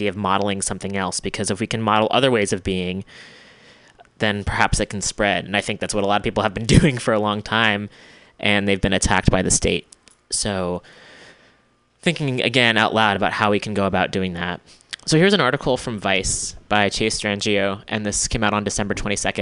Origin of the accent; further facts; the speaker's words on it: United States; especially as an American